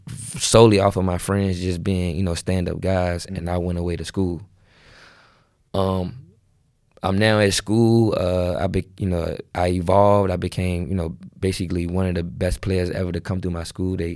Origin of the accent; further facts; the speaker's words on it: Richmond, Virginia, United States; I'm from Richmond, Virginia, mm-hmm. uh, inner city, um, you know, and everything that comes with the inner city, you know, the hood, drugs, mm-hmm. killing.